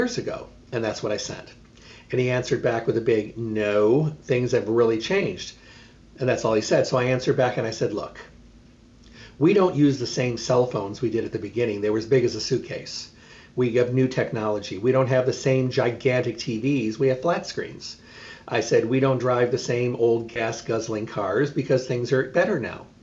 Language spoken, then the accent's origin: English; Midwest, United States; moved away; I grew up in the Midwest.